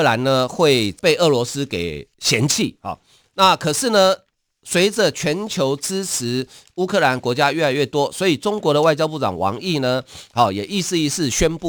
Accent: Taiwan; 一个人，我们台湾人哈，那个人他不具名，他匿名。也就是说，我们台湾一个人捐的钱比你中国全国还多诶。

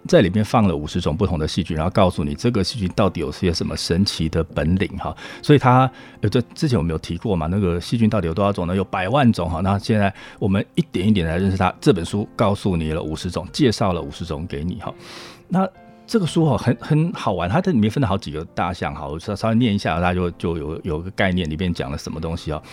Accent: Hualien County, Taiwan; moved away as an adult; also born or lived in United States; 我是花莲人啊

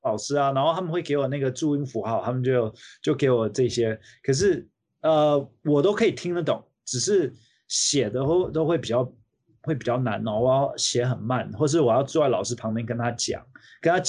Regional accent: Taiwan; now in United States; 然后我觉得小时候长大在另外一个国家对我的帮助很好的原因，是因为可以多接触这个这个国家，这不同的国家不不同的文化，所以我回来到美国的时候呢。

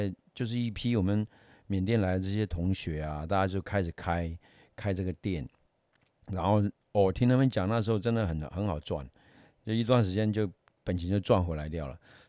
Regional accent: Taiwan; 本身我们台湾人很少吃辣的嘛，对不对？

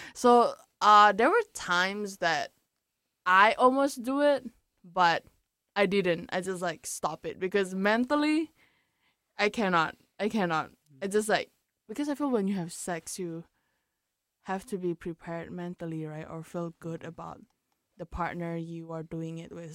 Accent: Indonesia; coming from Indo, like because I'm from Indonesia

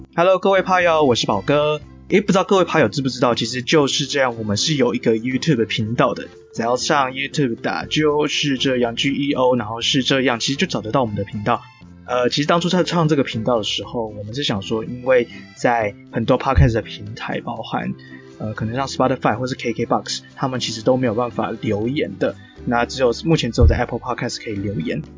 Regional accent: Taiwan; 我们这个团队，呃，大家都是台湾人

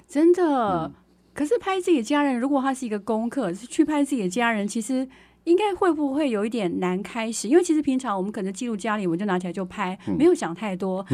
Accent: Taiwan; moved away; also born or lived in Hsinchu City; 我最近回到我的故乡在丰城哦

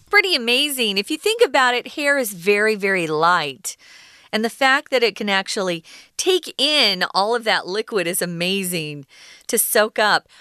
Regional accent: Arizona, United States; where I'm from, I grew up in Arizona.

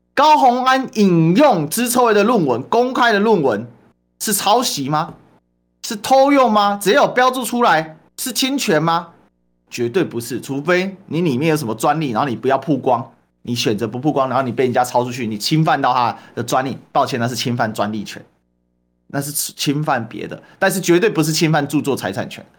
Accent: Kaohsiung, Taiwan; 身为高雄人

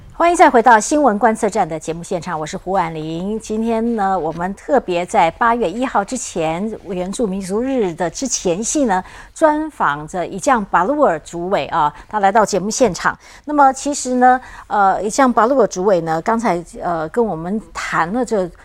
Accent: Taiwan; 我们台湾也也会很有兴趣哦

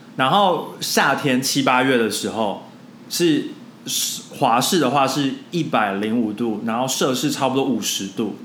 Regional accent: southern Taiwan, Taiwan; 我们南部人真的没有这样子。

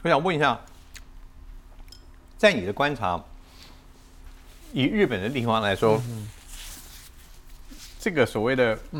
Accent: Taiwan; 我生在台湾我很少吃。

